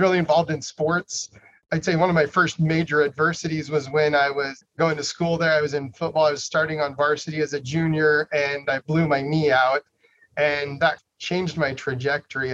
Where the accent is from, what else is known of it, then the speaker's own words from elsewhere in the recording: Idaho, United States; I was born and raised in Idaho